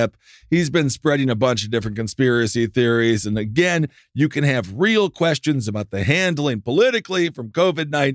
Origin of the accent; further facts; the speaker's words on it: Wisconsin, United States; growing up in Wisconsin